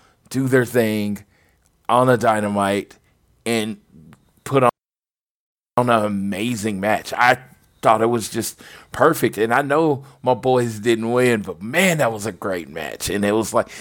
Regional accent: Oklahoma, United States; I'm from Oklahoma

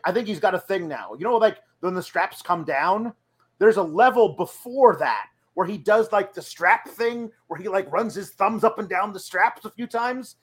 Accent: Oregon, United States; moved away; I grew up in Oregon

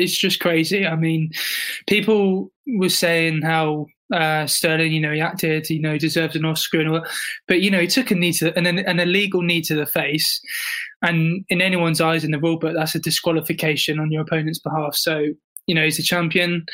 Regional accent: South West England, United Kingdom; I'm southwest, like in my hometown, I'm southwest. And even at uni, I'm in the south.

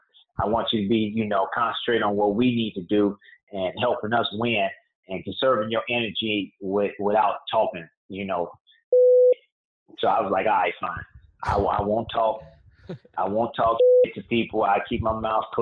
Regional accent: Chicago, Illinois, United States; moved away as an adult; also born or lived in Miami; I grew up in Chicago

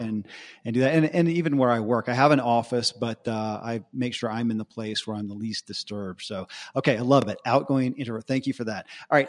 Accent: Bible Belt, the South, United States; I grew up in the Bible Belt

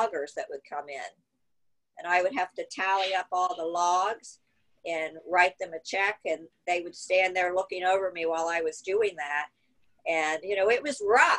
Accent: Southern Ohio, United States; also born or lived in Cape Cod; I grew up in Southern Ohio, which is probably a little like Galveston, Southern Ohio. It's kind of Appalachia, coming from Cape Cod

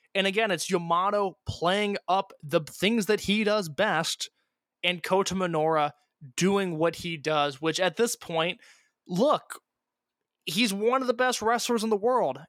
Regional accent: Indiana, United States; I'm from Indiana.

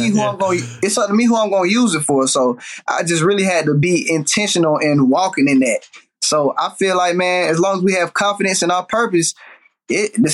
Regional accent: Atlanta, Georgia, United States; growing up in Atlanta

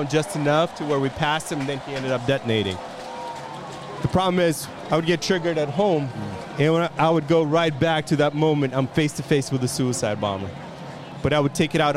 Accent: California, United States; I'm from California.

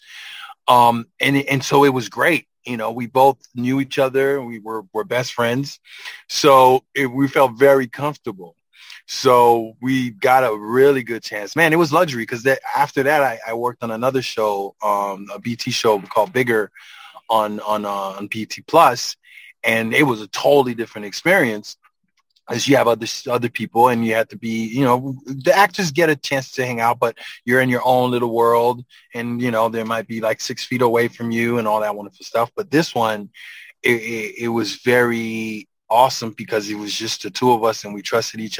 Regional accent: Haiti; moved away; I'm from Haiti, man. Like I grew up, you know, in the mountains

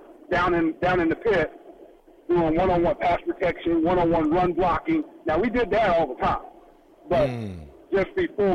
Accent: Lawton, Oklahoma, United States; born or raised there; moved away

